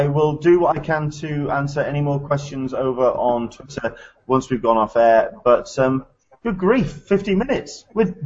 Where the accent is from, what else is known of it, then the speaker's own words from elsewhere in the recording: England, United Kingdom; I'm from England